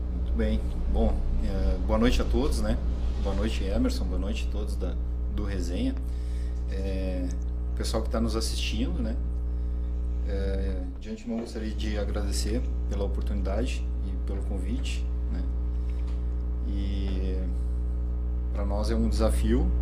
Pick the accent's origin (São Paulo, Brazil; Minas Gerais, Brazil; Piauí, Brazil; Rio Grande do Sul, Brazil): Rio Grande do Sul, Brazil; Santana do Livramento; eu já nasci em Santana do Livramento